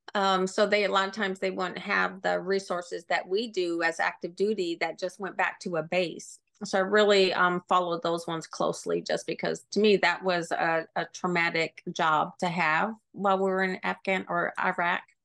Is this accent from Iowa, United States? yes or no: yes; Sioux City, Iowa, United States; moved away; I grew up in Iowa, um, Sioux City, Iowa, which is right on the border of Nebraska and South Dakota